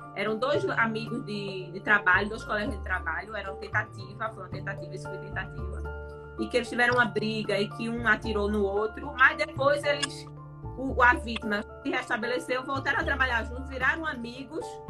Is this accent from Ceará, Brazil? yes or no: no; Recife, Pernambuco, Brazil; moved away; sou recifense, morro de saudade de Pernambuco